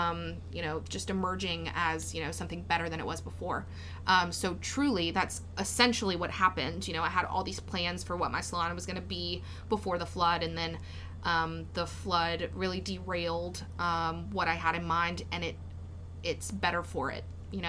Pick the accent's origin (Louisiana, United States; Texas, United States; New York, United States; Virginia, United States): Louisiana, United States; Denham Springs; I'm so from Denham Springs.